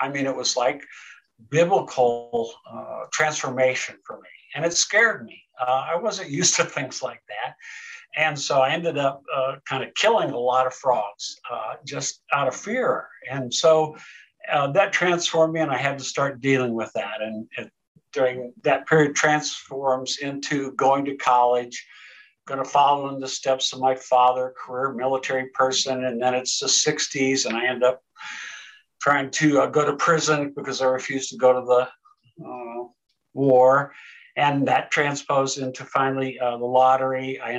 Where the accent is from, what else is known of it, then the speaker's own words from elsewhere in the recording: Sergeant Bluff, Iowa, United States; also born or lived in Tokyo, Japan; I was raised in the military, so we lived all over the world. I moved from Japan, in Tokyo, actually a big city, to a small city, Sergeant Bluff. I think we had 32 people in our graduating high school class.